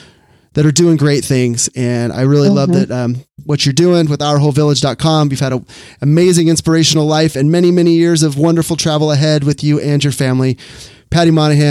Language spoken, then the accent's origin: English; Sacramento, California, United States; Sacramento here, my hometown